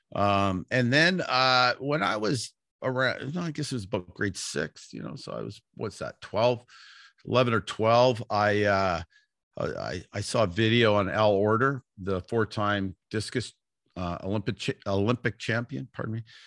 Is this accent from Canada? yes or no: yes; Vancouver, British Columbia, Canada; also born or lived in Toronto; I grew up in Vancouver, British Columbia